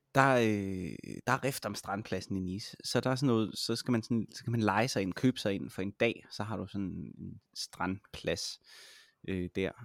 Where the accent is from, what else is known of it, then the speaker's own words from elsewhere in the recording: Denmark; som dansker